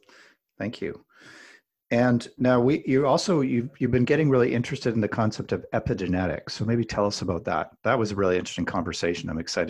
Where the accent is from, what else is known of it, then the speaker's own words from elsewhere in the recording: Alberta, Canada; I grew up in Alberta, which is kind of like the Canadian version of Texas combined with Colorado.